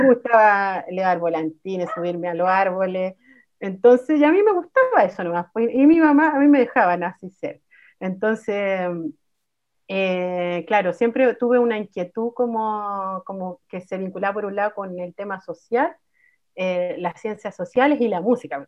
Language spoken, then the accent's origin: Spanish; Santiago, Santiago Metropolitan Region, Chile; Yo soy mapuche, mujer mapuche tercera generación, nacida acá en Santiago